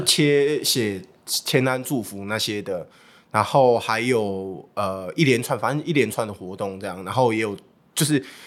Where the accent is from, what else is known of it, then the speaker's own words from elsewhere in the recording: Taiwan; 那时候的英文能力 大概就是一般台湾人这样